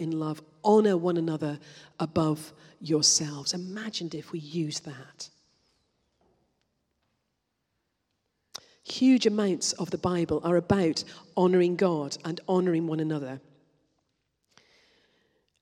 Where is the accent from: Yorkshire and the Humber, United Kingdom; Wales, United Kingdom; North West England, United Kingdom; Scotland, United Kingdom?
Scotland, United Kingdom; I'm Scottish